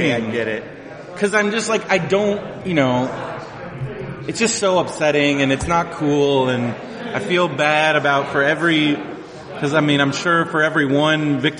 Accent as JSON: {"language": "English", "region": "South Carolina", "country": "United States", "said": "I'm from the South."}